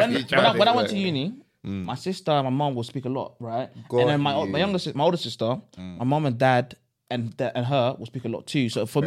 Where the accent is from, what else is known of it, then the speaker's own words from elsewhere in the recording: Ghana; moved away; Me, I'm from Ghana.